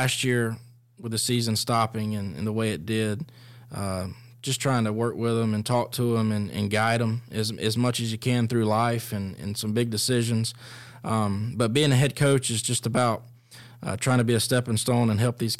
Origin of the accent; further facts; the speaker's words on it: Fitzgerald, Georgia, United States; I'm from Fitzgerald, Georgia.